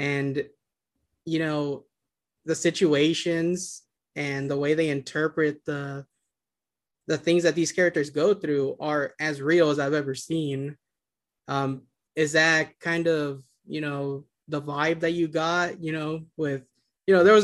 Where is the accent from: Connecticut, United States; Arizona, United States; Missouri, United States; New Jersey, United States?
Arizona, United States; Yuma; now in Phoenix, United States; I grew up in Yuma, Arizona, which is a border town, like 5 miles from the Mexican border.